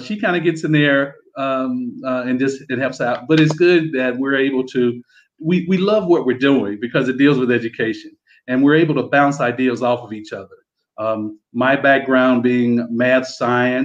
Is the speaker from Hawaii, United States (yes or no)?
no; Mississippi, United States; also born or lived in Florida; now in United Arab Emirates; me and my wife, we're from Mississippi originally. That's where our roots are from